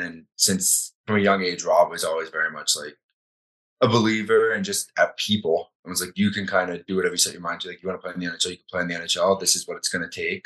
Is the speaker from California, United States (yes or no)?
no; Florida, United States; now in Calgary, Canada; growing up in Florida, there's not a ton of hockey.